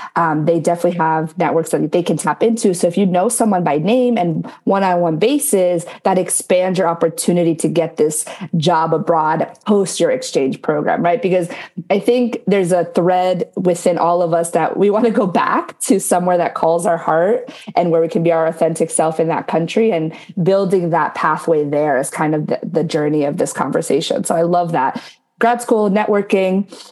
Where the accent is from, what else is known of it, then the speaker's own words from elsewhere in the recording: New Jersey, United States; also born or lived in Paraguay; now in Florida, United States; originally from New Jersey, Jersey girl forever